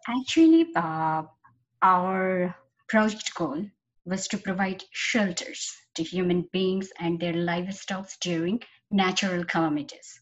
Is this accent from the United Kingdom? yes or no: no; Khulna, Khulna Division, Bangladesh; moved away as an adult; I was born and brought up in Khulna, Bangladesh, and my school, college, university was all there